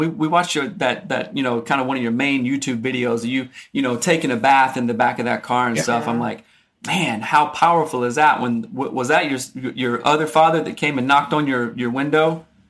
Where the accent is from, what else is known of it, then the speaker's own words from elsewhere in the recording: Greer, South Carolina, United States; because I'm from South Carolina. I'm from South too.